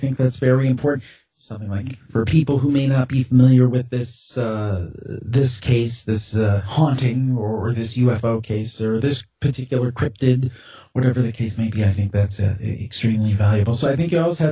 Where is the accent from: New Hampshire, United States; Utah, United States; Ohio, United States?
Ohio, United States; Cleveland; I'm calling from Cleveland, Ohio